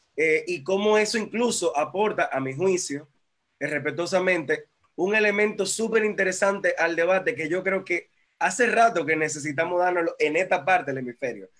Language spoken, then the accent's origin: Spanish; Dominican Republic; En Dominicana tuvimos